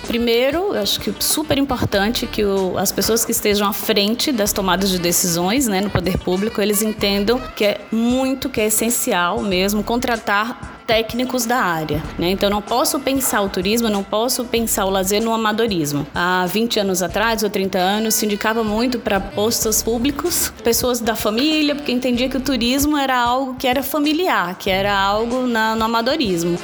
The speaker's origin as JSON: {"language": "Portuguese", "town": "Natal", "region": "Rio Grande do Norte", "country": "Brazil", "tie": "born or raised there", "said": "eu sou de Natal, e as pessoas vinham visitar a minha cidade"}